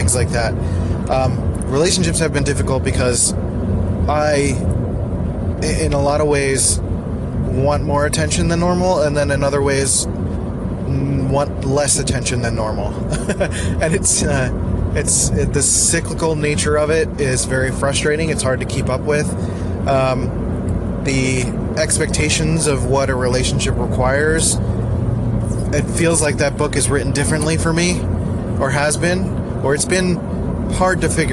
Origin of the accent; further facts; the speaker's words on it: Philadelphia, Pennsylvania, United States; moved away; I grew up in Northeast Philly